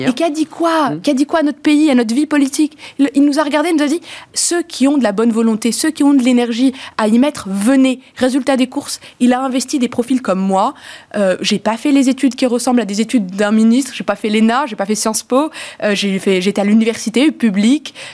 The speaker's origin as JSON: {"language": "French", "country": "Morocco", "tie": "born or raised there", "said": "deux parents sont nés au Maroc et, j'ai grandi, moi je suis née dans le et mais j'ai grandi en plus au Maroc, donc avec cette double culture que notre pays voit comme une richesse."}